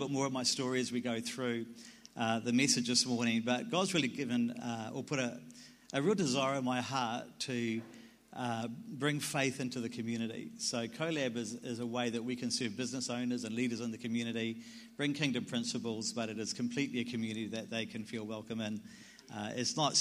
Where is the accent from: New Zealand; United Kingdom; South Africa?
New Zealand; I'm a Kiwi.